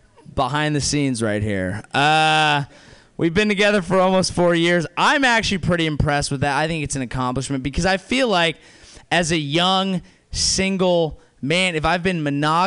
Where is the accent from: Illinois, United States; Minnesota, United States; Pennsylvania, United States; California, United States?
California, United States; South Bay; Grew up here. South Bay